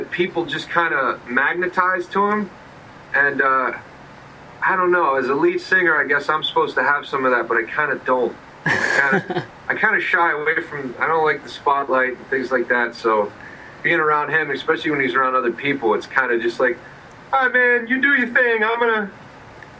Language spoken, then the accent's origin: English; York, Pennsylvania, United States; I grew up in a place called York, small town in Pennsylvania